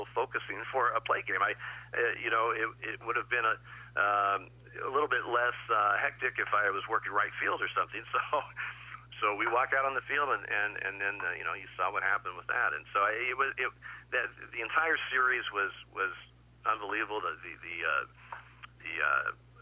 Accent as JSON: {"language": "English", "town": "Eugene", "region": "Oregon", "country": "United States", "lives_now": "Portland, United States", "said": "I'm from Eugene, but I live in Portland."}